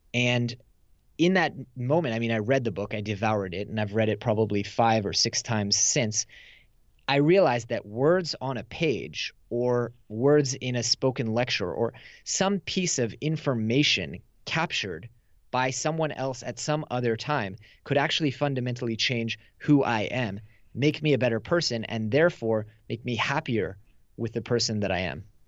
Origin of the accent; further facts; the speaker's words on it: Silicon Valley, California, United States; moved away as an adult; now in Tel Aviv, Israel; I grew up in Silicon Valley. I live in Israel with my wife, uh, in Tel Aviv